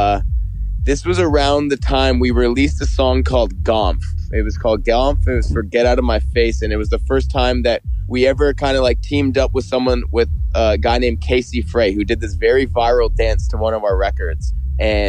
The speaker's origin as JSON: {"language": "English", "town": "Toronto", "region": "Ontario", "country": "Canada", "tie": "born or raised there"}